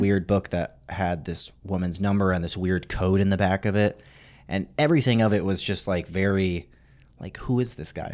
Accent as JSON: {"language": "English", "region": "Arizona", "country": "United States", "tie": "born or raised there", "said": "I grew up in Arizona"}